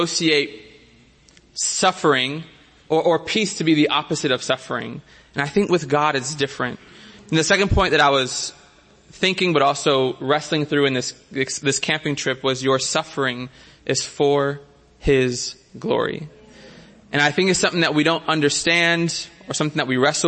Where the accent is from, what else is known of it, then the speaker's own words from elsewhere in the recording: Miami, Florida, United States; now in San Diego, United States; As a city boy growing up in Miami, now living in San Diego